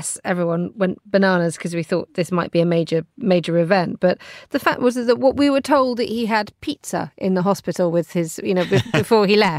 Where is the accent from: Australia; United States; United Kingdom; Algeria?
United Kingdom; Manchester, North West England; I'm from Manchester